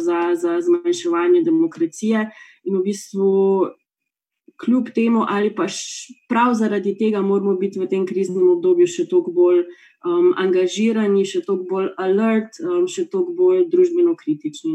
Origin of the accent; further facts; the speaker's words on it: Slovenia; smo Slovenci